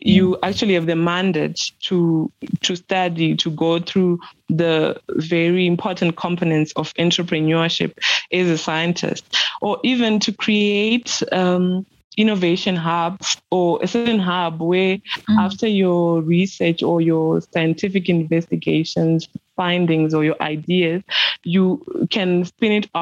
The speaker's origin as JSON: {"language": "English", "region": "Mashonaland Central", "country": "Zimbabwe", "tie": "born or raised there", "said": "Zimbabwean, born and bred in Mashonaland Central Province of Zimbabwe"}